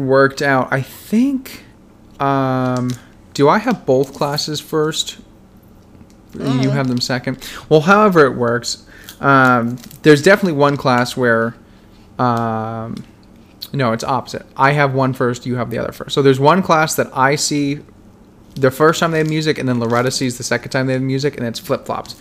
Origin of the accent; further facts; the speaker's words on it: Vermont, United States; moved away as an adult; also born or lived in New Hampshire; I grew up in Vermont and then worked in New Hampshire